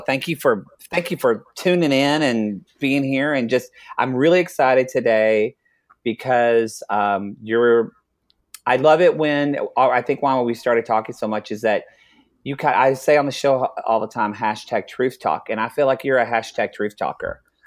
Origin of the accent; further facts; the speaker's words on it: Oklahoma, United States; I'm from Oklahoma